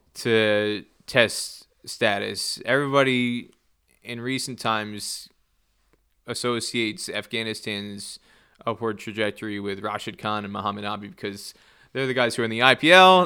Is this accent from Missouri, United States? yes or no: no; New Jersey, United States; I grew up in New Jersey. I grew up about forty minutes from New York City